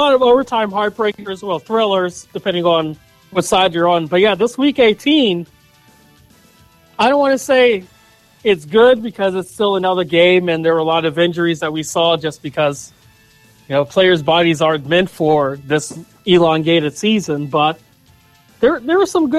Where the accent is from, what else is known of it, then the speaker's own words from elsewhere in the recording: Pittsburgh, Pennsylvania, United States; my hometown Steelers